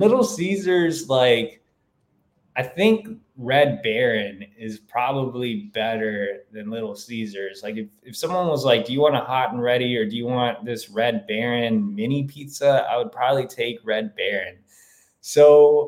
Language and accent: English; Texas, United States; moved away; I'm from Texas